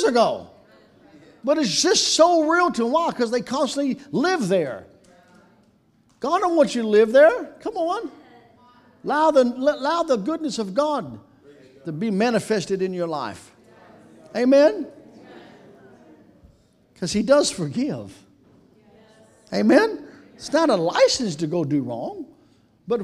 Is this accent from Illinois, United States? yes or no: no; Kentucky, United States; I grew up in Kentucky